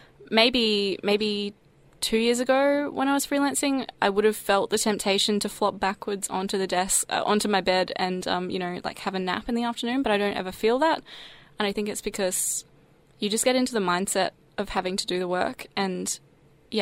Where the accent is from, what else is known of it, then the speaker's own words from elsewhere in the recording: Sunshine Coast, Queensland, Australia; I grew up on the Sunshine Coast in Queensland, so it's a regional coastal town